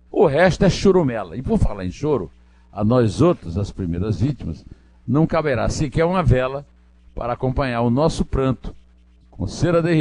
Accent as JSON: {"language": "Portuguese", "region": "Paraíba", "country": "Brazil", "moved": "yes", "lives_now": "São Paulo, Brazil", "said": "Eu, por exemplo, sou paraibano, voto em São Paulo"}